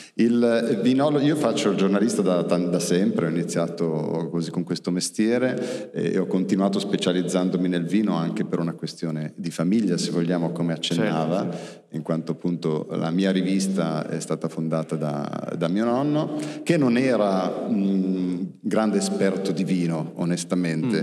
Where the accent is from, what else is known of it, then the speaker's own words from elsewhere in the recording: Milan, Lombardy, Italy; pur essendo milanese